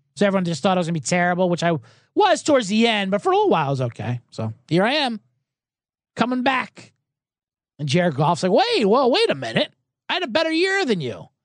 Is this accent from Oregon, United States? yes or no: no; Philadelphia, Pennsylvania, United States; I'm from Philadelphia, Eagles fan.